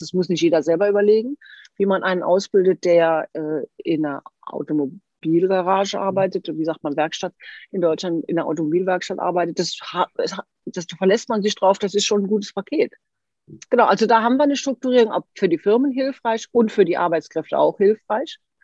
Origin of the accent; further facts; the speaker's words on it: Switzerland; Bei uns in der Schweiz